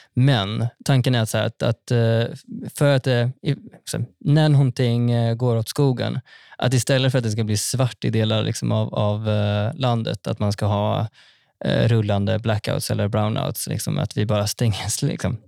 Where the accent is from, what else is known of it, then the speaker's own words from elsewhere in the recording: Västergötland plain, Västra Götaland, Sweden; Jag kommer ju från, eh, från Västgötaslätten